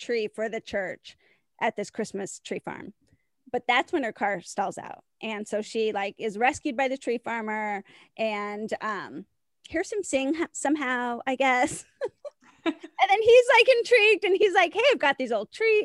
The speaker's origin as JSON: {"language": "English", "town": "Chicago", "region": "Illinois", "country": "United States", "said": "I'm from Chicago"}